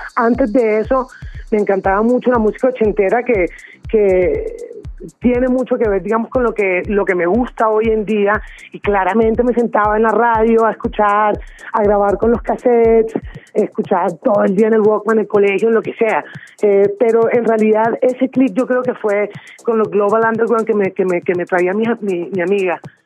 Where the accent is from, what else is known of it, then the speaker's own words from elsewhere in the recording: Caribbean Region, Colombia; soy caribeña